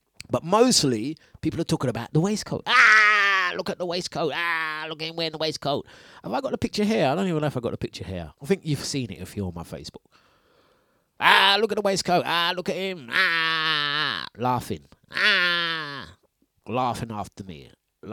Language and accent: English; Leyton, London, United Kingdom; I grew up in Leighton